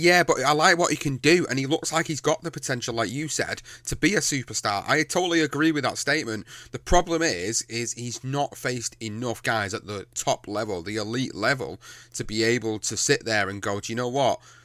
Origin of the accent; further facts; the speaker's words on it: United Kingdom; as a British fan, as a British fighter fan